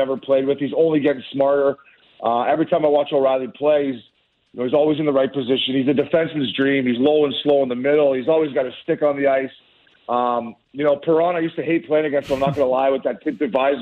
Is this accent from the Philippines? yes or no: no; Canada; I'm obviously Canadian, proud to be Canadian